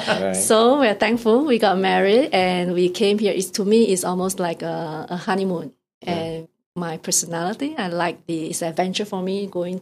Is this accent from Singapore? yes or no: yes; Singapore; first language English; moved away as an adult; now in Toronto, Canada; So I was born and raised in Singapore, so not Hong Kong.